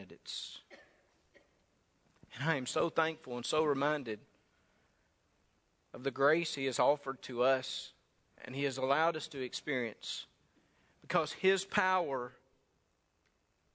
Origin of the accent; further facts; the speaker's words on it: Saltillo, Mississippi, United States; Around Saltillo, Mississippi.